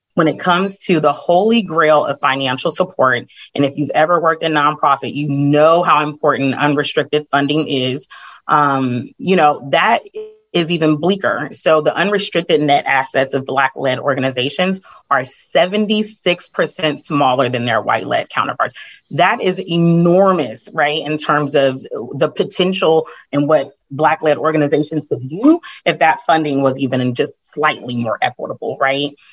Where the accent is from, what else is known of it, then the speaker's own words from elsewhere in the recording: California, United States; I'm from California